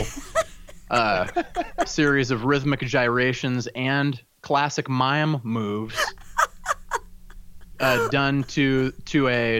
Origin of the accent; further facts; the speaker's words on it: Omaha, Nebraska, United States; moved away; my hometown of Omaha, Nebraska